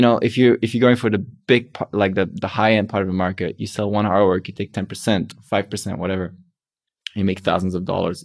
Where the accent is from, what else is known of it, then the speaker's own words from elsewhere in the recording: Belgium; I'm from Belgium